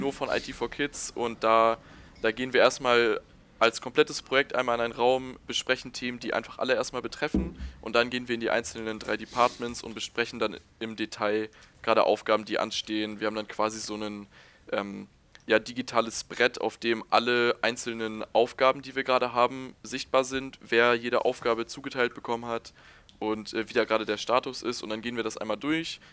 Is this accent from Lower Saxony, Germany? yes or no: no; Hamburg, Germany; moved away as an adult; now in Aachen, Germany; ich komme eigentlich aus Hamburg